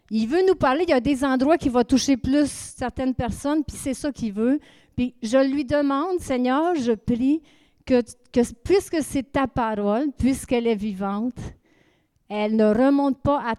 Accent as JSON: {"language": "French", "town": "Saint-Hyacinthe", "region": "Quebec", "country": "Canada", "moved": "as an adult", "lives_now": "Acadia, Canada", "said": "OK, moi, je viens de. Nous venons de Saint-Hyacinthe. Ça fait 30 ans qu'on vit en Acadie."}